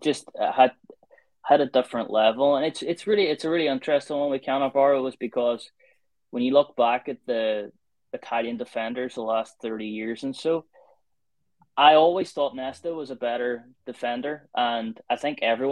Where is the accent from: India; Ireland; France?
Ireland; I'm from Ireland, I support Ireland